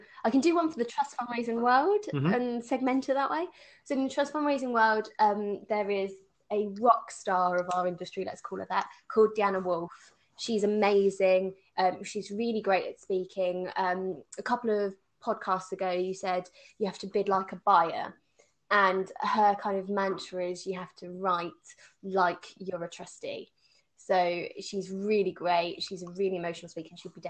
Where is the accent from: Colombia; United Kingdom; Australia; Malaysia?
United Kingdom; I mean, being very British, I don't like talking about my achievements.